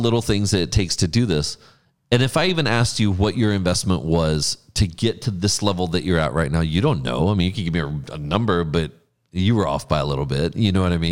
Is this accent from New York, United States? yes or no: no; Mercedes, Texas, United States; growing up in Mercedes